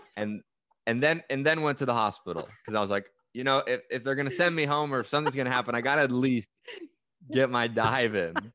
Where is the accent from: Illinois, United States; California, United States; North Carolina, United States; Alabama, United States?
California, United States; Bay Area; I grew up in the Bay Area